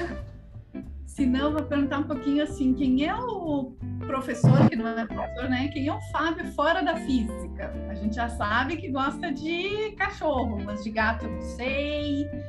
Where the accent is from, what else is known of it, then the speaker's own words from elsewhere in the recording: Pelotas, Rio Grande do Sul, Brazil; moved away; Eu moro, eu sou de Pelotas, Rio Grande do Sul